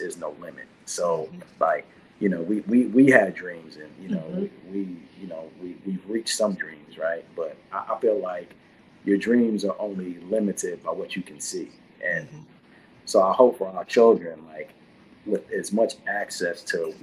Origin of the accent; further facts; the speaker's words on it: Washington, District of Columbia, United States; moved away; also born or lived in Brooklyn, New York; was raised in DC